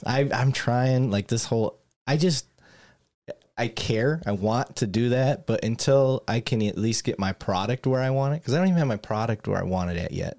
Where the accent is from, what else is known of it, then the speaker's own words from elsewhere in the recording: Flint, Michigan, United States; accent: northern; moved away; I grew up in Flint, Michigan